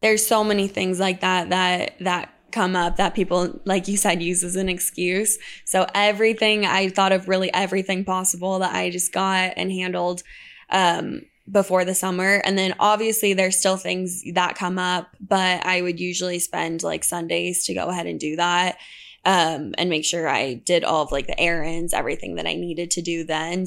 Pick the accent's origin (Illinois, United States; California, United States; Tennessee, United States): California, United States; La Jolla; moved away as an adult; also born or lived in Utah; I, um, grew up, grew up in La Jolla, California